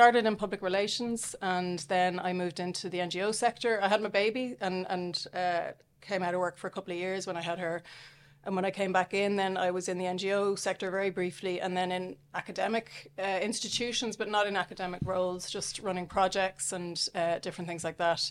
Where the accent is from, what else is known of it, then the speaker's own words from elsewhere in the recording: Dublin, Leinster, Ireland; also born or lived in Australia / Southampton, England; I'm from Dublin, although I grew up in England for a few years